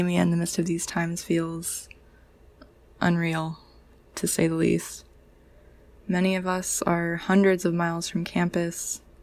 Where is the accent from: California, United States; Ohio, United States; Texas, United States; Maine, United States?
California, United States; Mojave Desert; moved away as an adult; also born or lived in Santa Cruz, California; now in Arcata, United States; where I grew up in the Mojave Desert